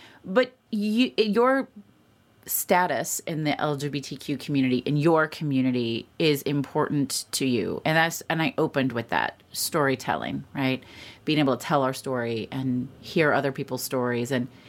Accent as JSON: {"language": "English", "town": "Indianapolis", "region": "Indiana", "country": "United States", "tie": "born or raised there", "said": "I grew up in Indianapolis."}